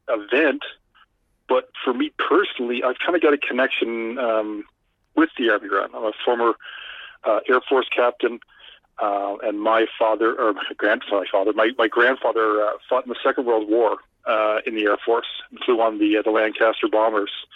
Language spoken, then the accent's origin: English; Canada